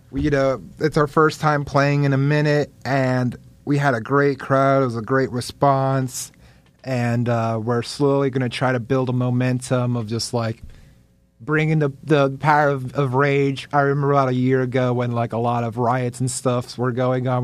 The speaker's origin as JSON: {"language": "English", "town": "Lake Worth", "region": "Florida", "country": "United States", "tie": "born or raised there", "also_born_or_lived": "Manhattan, New York / Dominican Republic", "said": "Lake Worth. That's, like, my hometown, L Dub"}